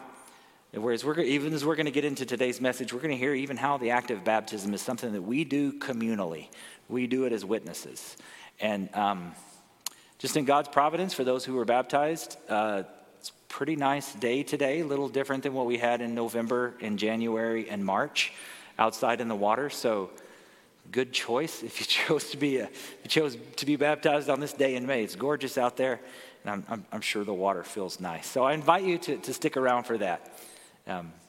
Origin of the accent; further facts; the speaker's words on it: Arkansas, United States; now in California, United States; I grew up in the South. I'm from Arkansas